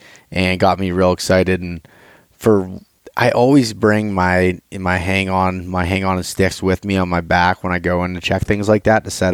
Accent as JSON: {"language": "English", "region": "Appalachian region of Pennsylvania", "country": "United States", "tie": "born or raised there", "said": "But we grew up in Pennsylvania. We grew up in the Appalachian region of Pennsylvania"}